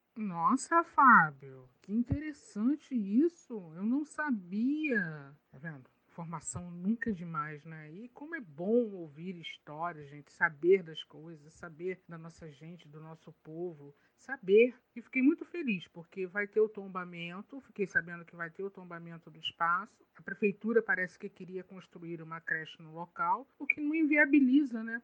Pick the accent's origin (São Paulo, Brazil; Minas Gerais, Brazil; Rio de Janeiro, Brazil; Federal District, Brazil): Rio de Janeiro, Brazil; Duque de Caxias; minha cidade natal. É muito bom poder falar de onde eu nasci